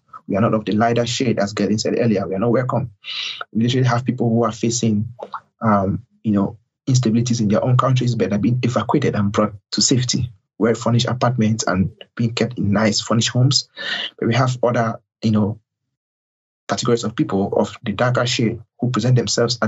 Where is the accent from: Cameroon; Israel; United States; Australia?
Cameroon; moved away; I'm an asylee from Cameroon, West Africa.